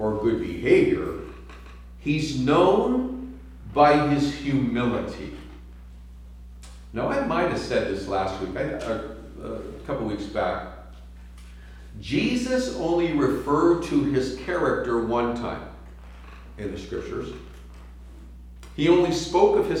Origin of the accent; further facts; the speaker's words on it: San Francisco, California, United States; I'm from San Francisco